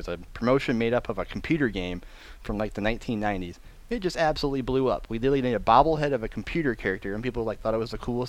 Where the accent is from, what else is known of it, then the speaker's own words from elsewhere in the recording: Lansing, Michigan, United States; my hometown team here in Lansing, Michigan.